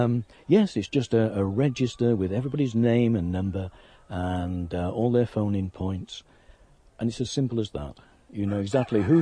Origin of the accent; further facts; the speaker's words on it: Yorkshire and the Humber, United Kingdom; I'm a Yorkshireman